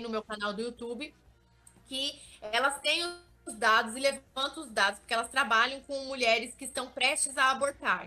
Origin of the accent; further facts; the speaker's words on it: Vale do Ribeira, interior of São Paulo, Brazil; Eu sou do interior de São Paulo, sou de um lugar chamado Vale do Ribeira